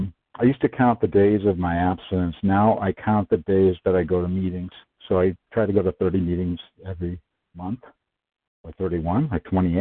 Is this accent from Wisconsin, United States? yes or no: yes; Wisconsin, United States; I'm from Wisconsin. I'm from the Midwest, like a few of our fellows, and grew up there